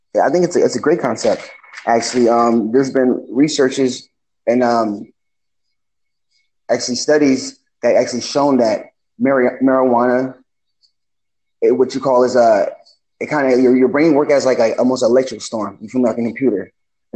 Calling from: California, United States; I'm calling from California.

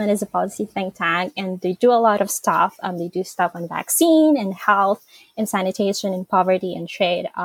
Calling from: Central Luzon, Philippines; So I am joining um, from Nueva Ecija, Philippines. It's about four to six hours uh, north of Manila.

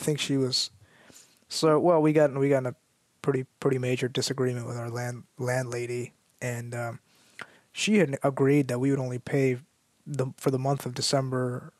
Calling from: California, United States; I'm chiming in from the Bay Area.

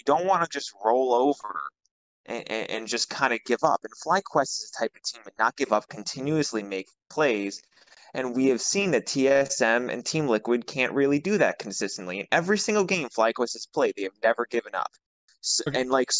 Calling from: New York, United States; also born or lived in New Jersey; I'm calling from New Jersey currently. New Jersey. I usually am in Queens.

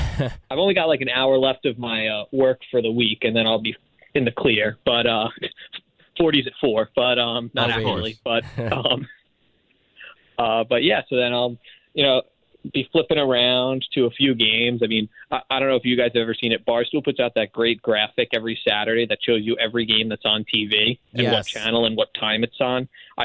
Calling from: Silver Spring, Maryland, United States; I am calling from Silver Spring, Maryland. I am a graduate student at the University of Maryland.

